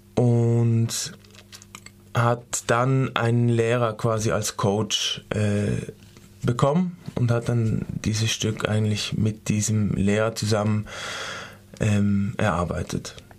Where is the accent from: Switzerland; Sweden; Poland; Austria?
Switzerland; moved away as an adult; now in Freiburg, Germany; ich bin auch aus der Schweiz